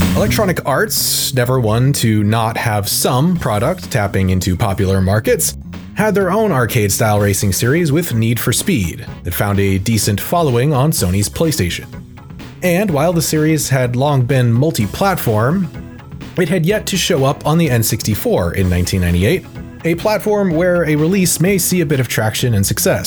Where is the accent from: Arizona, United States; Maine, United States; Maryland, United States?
Maine, United States; my hometown in Maine